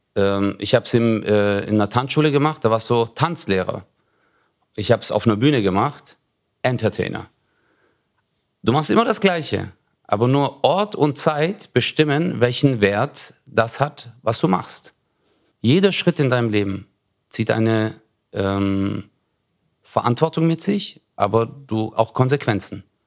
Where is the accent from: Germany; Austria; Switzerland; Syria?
Germany; Stuttgart, Baden-Württemberg; ich bin geboren in Bad Cannstatt, also mhm. im Krankenhaus, mhm. so wie die meisten eigentlich. Und dann, äh, äh, aber da habe ich in Zatzenhausen gewohnt